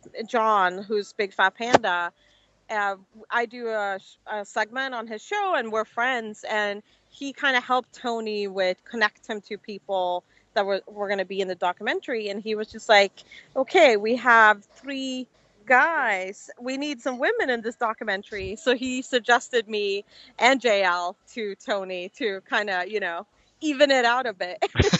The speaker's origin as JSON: {"language": "English", "town": "Stockholm", "region": "Stockholm County", "country": "Sweden", "moved": "as an adult", "lives_now": "Orlando, United States", "said": "I'm from Stockholm, Sweden, originally."}